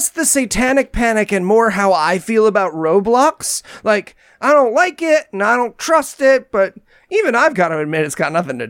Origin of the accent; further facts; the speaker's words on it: United States; as an American